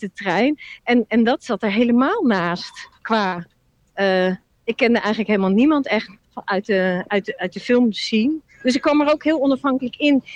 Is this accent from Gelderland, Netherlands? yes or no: no; Rotterdam, South Holland, Netherlands; also born or lived in Amsterdam; Ik, ik kom niet uit Amsterdam. Ik loop nu wel door Amsterdam, maar ik kom uit Rotterdam